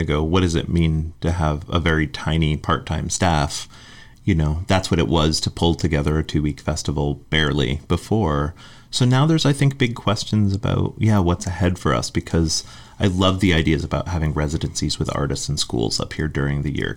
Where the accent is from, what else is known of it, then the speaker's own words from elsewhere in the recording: Western Massachusetts, United States; moved away; also born or lived in Hartford, Connecticut / Chicago; I grew up in Western Massachusetts